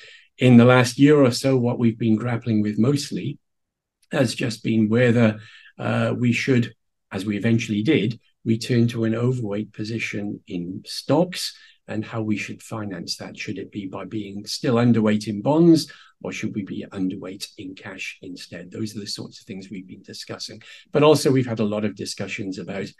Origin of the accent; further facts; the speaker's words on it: Wales, United Kingdom; I'm a Celt from Wales